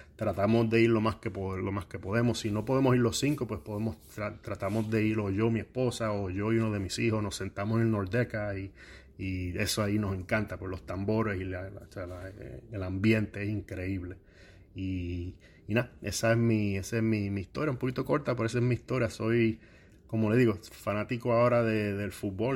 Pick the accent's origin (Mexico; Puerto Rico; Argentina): Puerto Rico; moved away as an adult; now in Columbus, United States; soy natural de Cabos, Puerto Rico